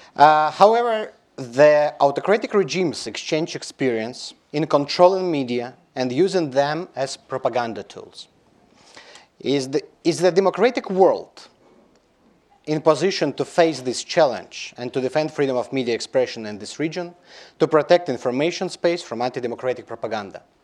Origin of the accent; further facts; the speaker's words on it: Belarus; We in Belarus, I'm from Belarus